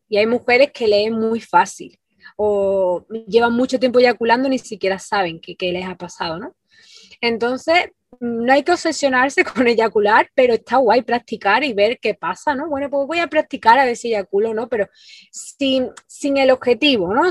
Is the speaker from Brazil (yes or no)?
no; Andalusia, Spain; moved away as an adult; now in Ibiza, Spain; soy del sur de España, de, Andalucía, de, una ciudad pequeñita